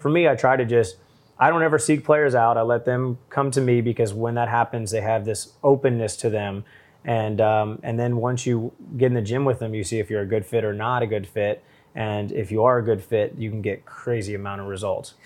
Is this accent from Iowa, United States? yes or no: no; St. Louis, Missouri, United States; I was from Saint Louis